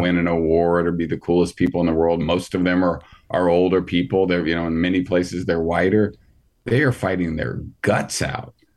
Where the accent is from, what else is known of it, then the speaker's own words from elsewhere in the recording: Southern Indiana, United States; There are people that I grew up with in Southern Indiana.